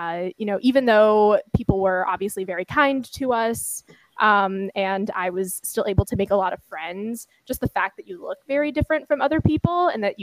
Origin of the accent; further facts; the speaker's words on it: Kansas, United States; also born or lived in Philippines; I personally spent a lot of my early years actually growing up in Kansas in like the late 90s and early 2000s.